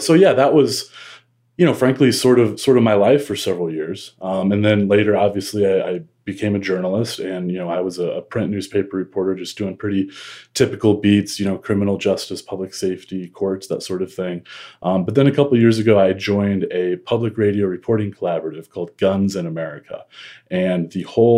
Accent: Midwest, United States; I grew up in the Midwest

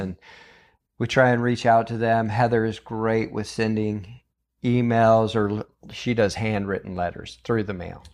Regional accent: Weaverville, California, United States; And I grew up in Weaverville, California, so I grew up with Bill and Chris and all them.

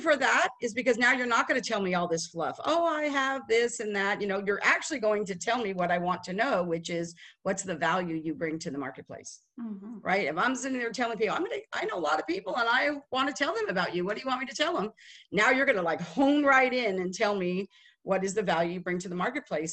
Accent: Las Vegas, Nevada, United States; moved away as an adult; now in Dallas, United States; I am from Las Vegas. We moved to Dallas in 2008

